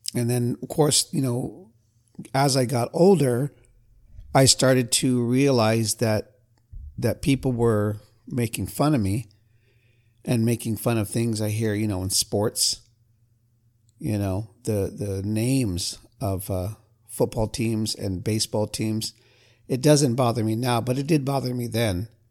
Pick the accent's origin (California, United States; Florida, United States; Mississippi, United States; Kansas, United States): California, United States; I'm from California